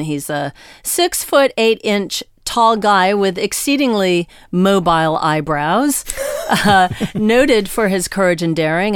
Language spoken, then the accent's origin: English; United States; as an American